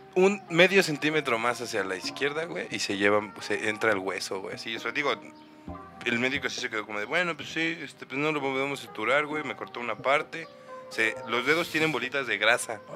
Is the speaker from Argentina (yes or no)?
no; Cuautitlán, State of Mexico, Mexico; yo crecí en Cuauti